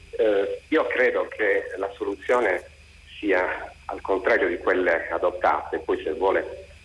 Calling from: Cagliari, Sardinia, Italy; siamo da Cagliari

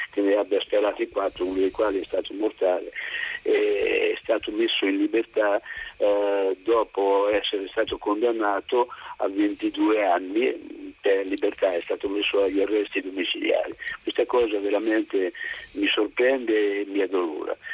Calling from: Senigallia, Marche, Italy; sono da Senigallia.

